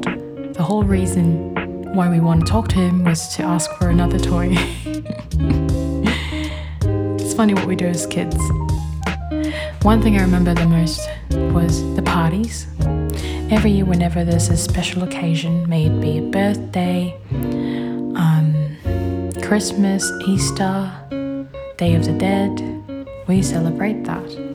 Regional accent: Philippines; moved away; Being Filipino means having strict parents

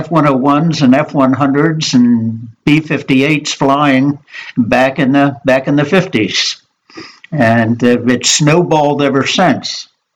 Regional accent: Maryland, United States; moved away as an adult; also born or lived in California; I was born and raised back east in Maryland

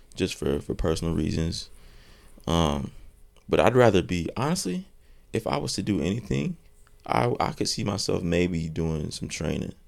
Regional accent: North Carolina, United States; I'm from North Carolina

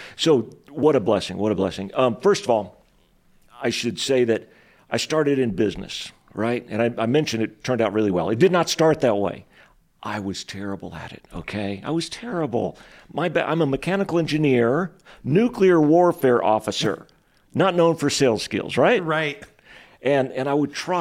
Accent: Texas, United States; moved away as an adult; now in Spokane, United States; the place that I grew up in Texas was literally the poorest city in the entire United States of America

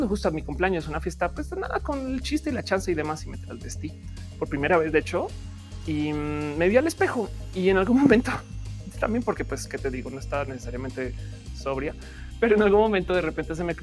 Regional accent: Colombia; now in Mexico; Si yo ahora soy mexicana, dejo de ser colombiana? No

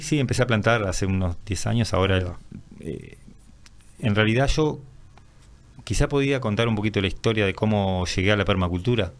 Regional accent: Minas, Lavalleja, Uruguay; moved away as an adult; now in José Pedro Varela, Uruguay; yo soy oriundo de Minas, pero hace unos 20 y pico de años que vivo ahí en José Provarela

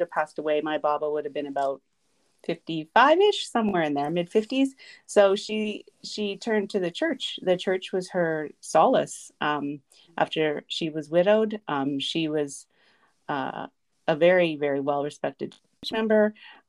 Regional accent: Saskatoon, Saskatchewan, Canada; moved away as an adult; I was born in Saskatoon. I lived there till I was about 20

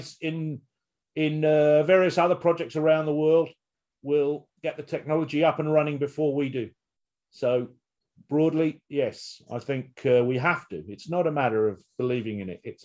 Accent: United Kingdom; we're British.

